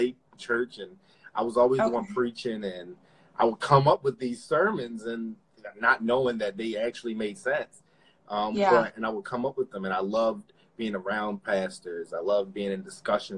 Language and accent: English; Philadelphia, Pennsylvania, United States; me and my brothers, we grew up in Philadelphia, born in Philadelphia